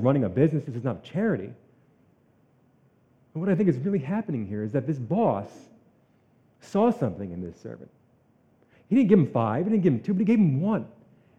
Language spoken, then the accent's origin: English; New Jersey, United States; I'm from New Jersey